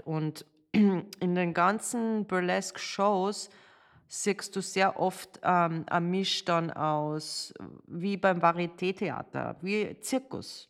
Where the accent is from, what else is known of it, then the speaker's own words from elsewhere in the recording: Salzburg, Austria; moved away as an adult; also born or lived in Amsterdam / New York / Las Vegas / Los Angeles; ich bin in Salzburg geboren, äh, habe in der Ballettschule von meiner Mama